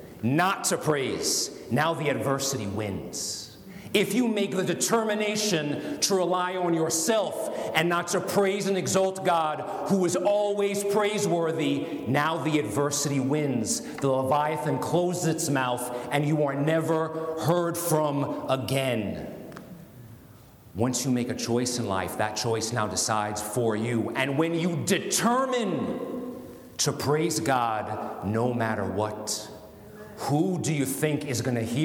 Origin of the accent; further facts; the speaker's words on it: United States; I'm an American